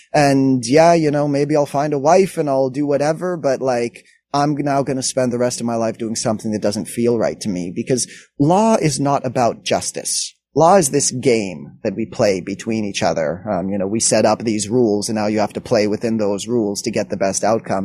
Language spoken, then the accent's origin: English; Montreal, Quebec, Canada; I grew up in Montreal